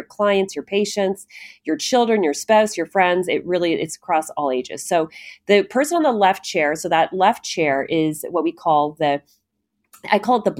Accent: Canada; I'm Canadian

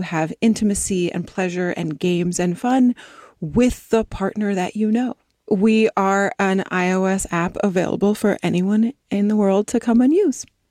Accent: East Coast, United States; now in Los Angeles, United States; I grew up on the East Coast and then my family moved out to the West Coast and I moved down to L

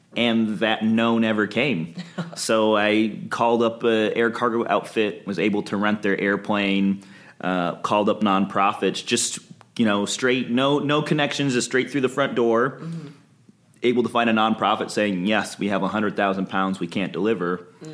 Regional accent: Midwest, United States; So I came out here from the Midwest. I didn't want to work in Detroit Auto and found some amazing companies, local companies here to work at in aerospace.

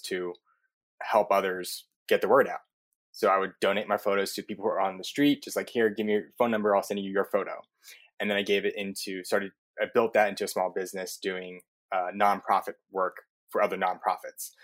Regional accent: Southern California, United States; moved away as an adult; also born or lived in New York; where I grew up is in Southern California

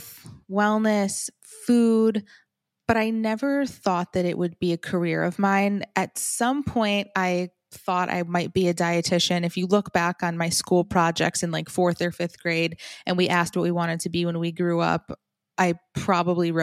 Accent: Farmington, Michigan, United States; also born or lived in New Jersey; now in Boca Raton, United States; Oh, I grew up in Farmington, Michigan. I was born in New Jersey, but soon after we grew up in Michigan.

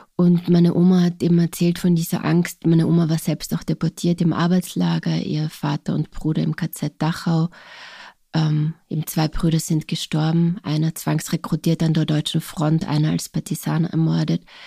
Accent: Carinthia, Austria; first language Slovene; German is a second language; also born or lived in Ljubljana, Slovenia; mein Heimatort Kolchachodische hat bis heute keine Ortstafel, keine einzige

